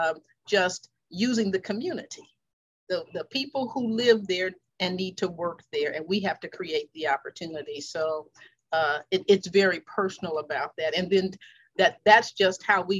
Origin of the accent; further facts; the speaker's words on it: Los Angeles, California, United States; I was brought up in the Watts community, South Central and all of that.